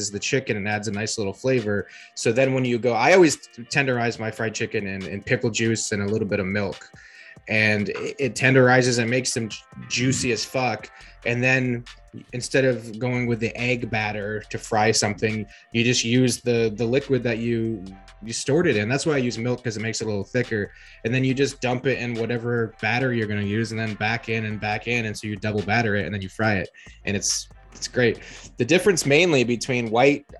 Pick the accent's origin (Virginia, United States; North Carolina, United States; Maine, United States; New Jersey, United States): Virginia, United States; moved away; also born or lived in Pennsylvania / South Carolina / Georgia; I was born in Pennsylvania, grew up in Virginia, and then spent like 3 years in South Carolina and Georgia.